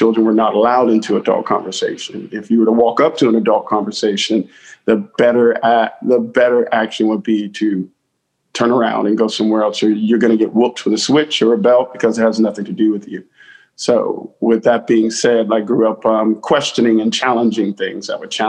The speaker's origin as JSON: {"language": "English", "town": "New Bern", "region": "North Carolina", "country": "United States", "tie": "born or raised there", "said": "I grew up in rural New Bern, North Carolina. I was born in New Bern."}